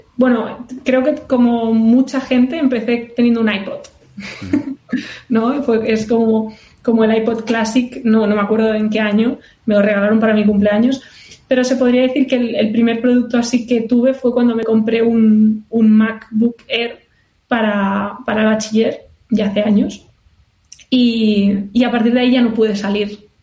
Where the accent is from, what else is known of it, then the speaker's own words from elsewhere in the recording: Barcelona, Catalonia, Spain; moved away as an adult; also born or lived in Indiana, United States / California, United States; ahora soy de Barcelona y ahora estoy en Barcelona.